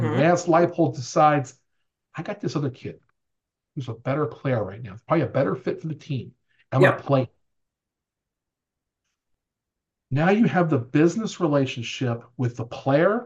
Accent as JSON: {"language": "English", "town": "New Orleans", "region": "Louisiana", "country": "United States", "tie": "born or raised there", "moved": "yes", "said": "It's my hometown team"}